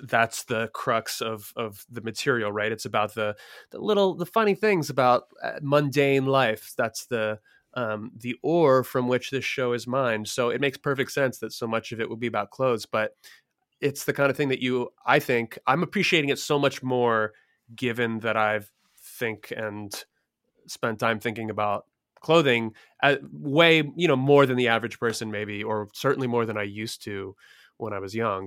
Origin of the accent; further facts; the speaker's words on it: Philadelphia, Pennsylvania, United States; I'm from Philly, f, or, you know, grew up near Philly and lived in Philly